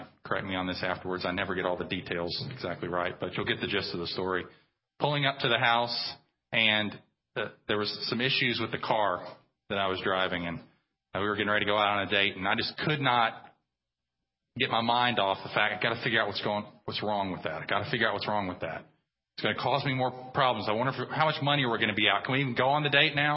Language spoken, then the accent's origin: English; United States; we as American Christians